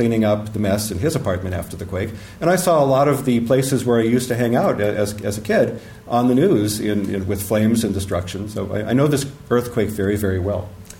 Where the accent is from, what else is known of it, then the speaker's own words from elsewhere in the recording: Northridge, California, United States; now in San Francisco Bay Area, United States; everyone heard of my hometown, Northridge.